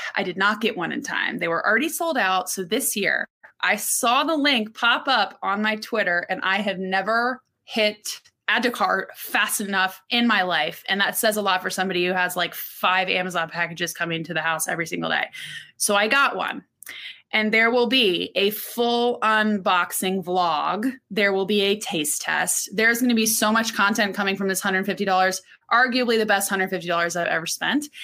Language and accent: English; Orlando, Florida, United States; also born or lived in Texas; I grew up in Orlando, but I was born in Texas